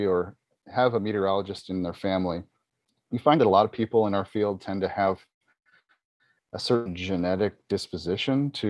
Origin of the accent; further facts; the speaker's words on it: Buffalo, New York, United States; I grew up outside of Buffalo, New York, a place which is kind of infamous for its severe snowstorms that happen